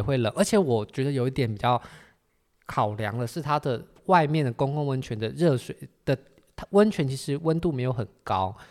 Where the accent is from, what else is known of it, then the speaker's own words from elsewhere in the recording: Miaoli County, Taiwan; 因为我是苗栗人